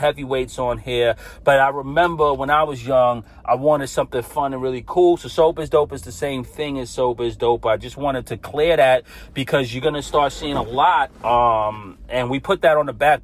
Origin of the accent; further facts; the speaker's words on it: New York City, New York, United States; I'm a kid from Brooklyn, New York. I grew up as a Catholic.